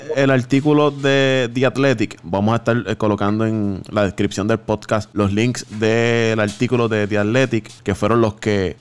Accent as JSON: {"language": "Spanish", "country": "Puerto Rico", "said": "nosotros somos puertorriqueños"}